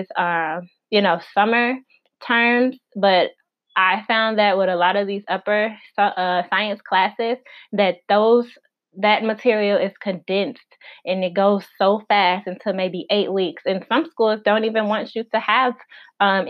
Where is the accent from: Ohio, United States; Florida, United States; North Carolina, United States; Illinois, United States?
Illinois, United States; moved away as an adult; also born or lived in Arkansas; my home state is Illinois, I went to school in Arkansas